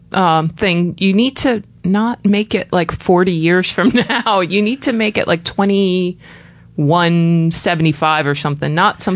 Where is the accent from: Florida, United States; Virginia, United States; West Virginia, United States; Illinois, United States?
Florida, United States; born or raised there